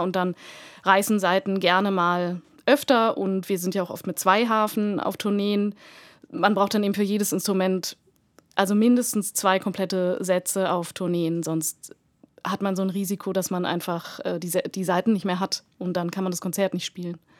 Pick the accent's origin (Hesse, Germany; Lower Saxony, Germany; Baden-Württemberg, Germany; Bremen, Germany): Lower Saxony, Germany; Hanover; now in Munich, Germany; mit fünf Jahren bei einem Tag der offenen Tür von der Musikschule Hannover, meiner Heimatstadt.